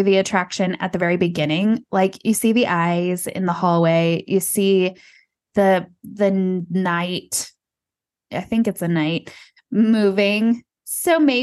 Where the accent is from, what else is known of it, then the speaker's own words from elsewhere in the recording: Texas, United States; I'm from Texas